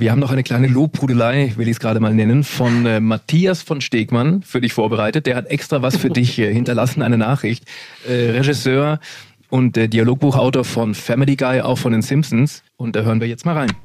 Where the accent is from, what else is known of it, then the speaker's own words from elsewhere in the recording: Vaterstetten, Bavaria, Germany; Du bist in Vaterstetten aufgewachsen, das haben wir übrigens gemeinsam